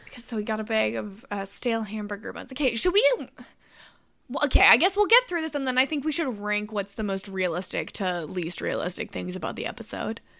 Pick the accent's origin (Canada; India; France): Canada; accent: Canadian; my Canadian accent